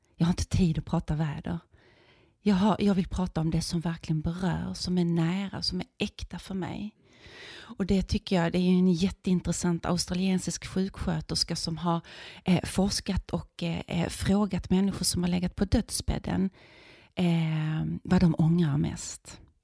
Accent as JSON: {"language": "Swedish", "town": "Viken", "region": "Skåne", "country": "Sweden", "tie": "born or raised there", "said": "Alltså jag är uppvuxen i Skåne i en liten fiskeby som heter Viken"}